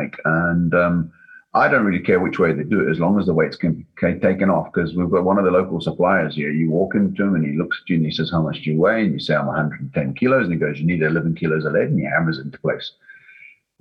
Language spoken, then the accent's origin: English; Scotland, United Kingdom; being Scottish